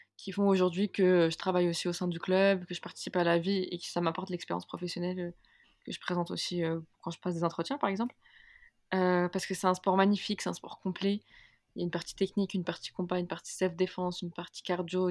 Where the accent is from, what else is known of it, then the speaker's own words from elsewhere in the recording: Algeria; je suis algérienne